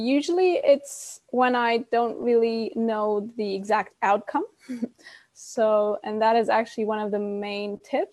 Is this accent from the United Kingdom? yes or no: no; Cyprus; also born or lived in Germany; now in Mallorca, Spain; I'm actually from Cyprus, but my mom's German. And well, I grew up in Cyprus and we moved to Germany